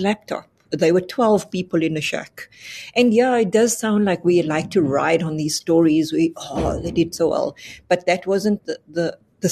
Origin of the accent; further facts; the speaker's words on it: Cape Town, Western Cape, South Africa; I come from the Cape Flats.